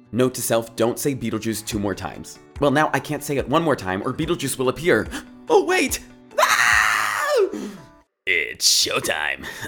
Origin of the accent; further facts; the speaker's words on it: New Jersey, United States; us Jersey